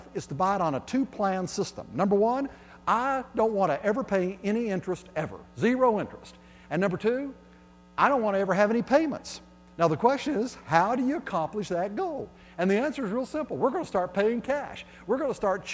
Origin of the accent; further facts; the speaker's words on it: East Tennessee, United States; I grew up over in East Tennessee where the good old boys love their good old cars